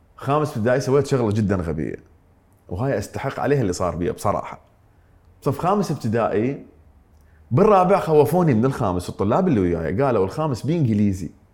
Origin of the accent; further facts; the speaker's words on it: Iraq; also born or lived in Mosul, Iraq / Ramadi, Iraq; انتقلنا من من من الموصل الى الانبار